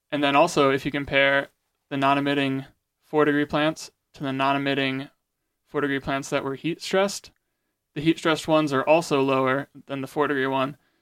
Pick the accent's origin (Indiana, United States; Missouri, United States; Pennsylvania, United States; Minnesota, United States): Indiana, United States; Goshen; I'm actually from Goshen, Indiana, attending Goshen College.